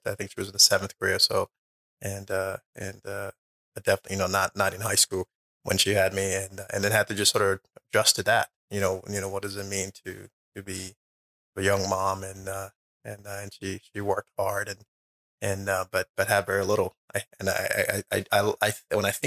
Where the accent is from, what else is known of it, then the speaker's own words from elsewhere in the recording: Liberia; moved away; I was born in Liberia